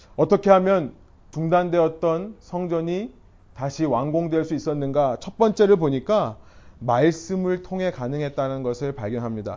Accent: South Korea; now in Bellevue, United States; 우리는요, 한국인으로서 한국에서 태어나고 자라서 이 미국 땅, 시애틀 벨뷰 땅에 와서 정착해 살아가는 이민자들입니다

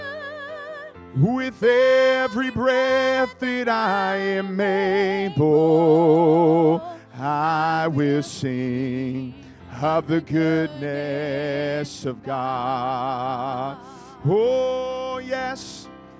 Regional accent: California, United States; I'm from California

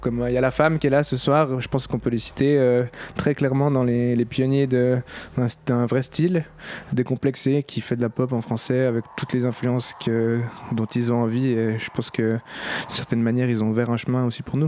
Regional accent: Switzerland; on n'est pas français, on est suisse, on est une minorité francophone

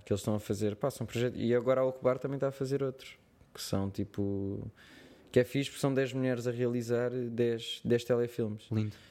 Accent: Portugal; accent: Portuguese; eu tenho o meu sotaque português

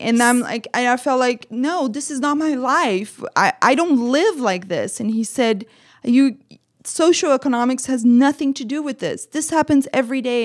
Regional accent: Brazil; English is a second language; now in United States; I'm from Brazil. I'm an immigrant

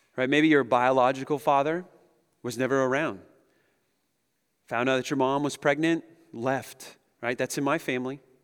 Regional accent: Pacific Northwest, United States; We're from the Pacific Northwest

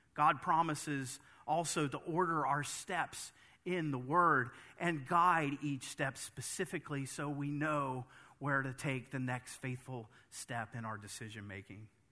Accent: United States; As an American

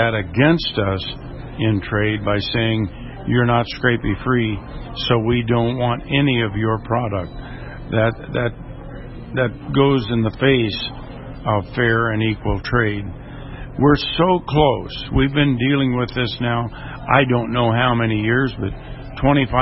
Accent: Indiana, United States; I'm from Indiana, and predator control is a problem for us.

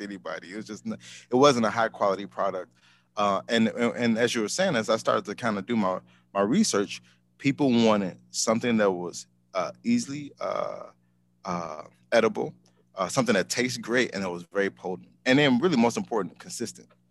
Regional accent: Chicago, Illinois, United States; moved away as an adult; also born or lived in Seattle; I'm home. I'm from Chicago

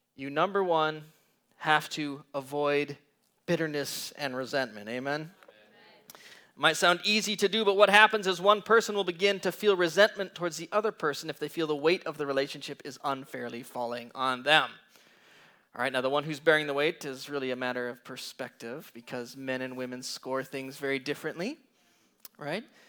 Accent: Green Bay, Wisconsin, United States; I come from Green Bay, Wisconsin

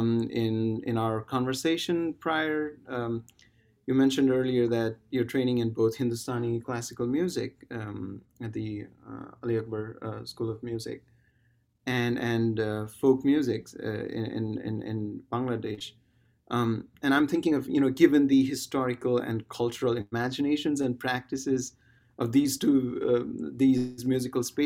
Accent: Nepal; moved away; somebody growing up in Nepal

